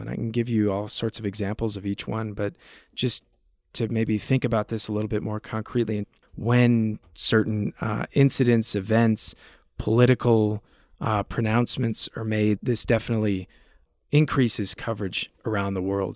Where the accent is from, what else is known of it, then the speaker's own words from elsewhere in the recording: United States; accent: American; moved away as an adult; also born or lived in United Kingdom; Living over there in the U K, and interviewing some of these U K journalists with my exotic American accent